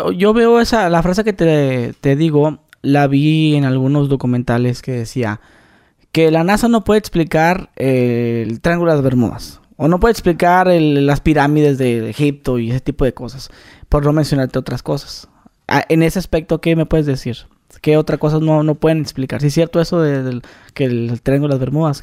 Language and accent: Spanish; Mexicali, Baja California, Mexico; en Mexicali, yo soy de Mexicali